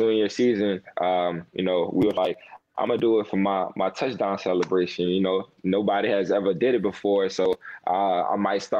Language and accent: English; Louisiana, United States; a lot of us from LSU, we're from Louisiana or from New Orleans